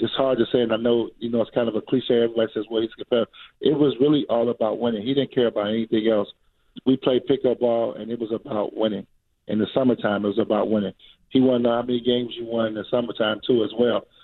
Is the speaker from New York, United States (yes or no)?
no; Chicago, Illinois, United States; I'm a kid from Chicago